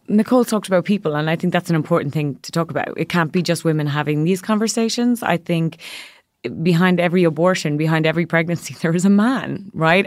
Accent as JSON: {"language": "English", "country": "Ireland", "tie": "born or raised there", "moved": "as an adult", "lives_now": "New York, United States", "said": "growing up in a country, I'm from Ireland, where for decades and generations, women had no access to reproductive rights"}